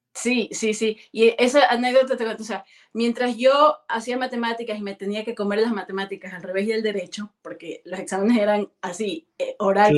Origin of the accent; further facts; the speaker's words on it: Guayaquil, Guayas, Ecuador; moved away as an adult; also born or lived in near Machala, Ecuador / Quito, Ecuador; now in Germany; Soy de Guayaquil, nací en Guayaquil, estuve el, kinder en Guayaquil, luego me pasé la escuela a un pueblito cerca de Machala, pero pertenece a la Azuay Luego regresé de la escuela, regresé al colegio a Guayaquil